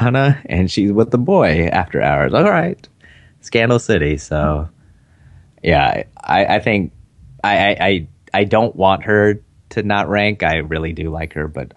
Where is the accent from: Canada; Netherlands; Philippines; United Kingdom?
Philippines; I'm Filipino